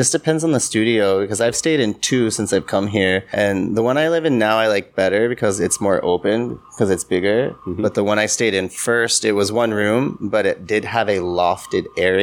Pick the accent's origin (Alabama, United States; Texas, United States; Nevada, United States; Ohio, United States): Ohio, United States; Columbus; moved away as an adult; now in Changwon, South Korea; I come from Columbus, Ohio, which, like, if you count the metropolitan, like the suburbs, it's about 2 million people, around 2 million.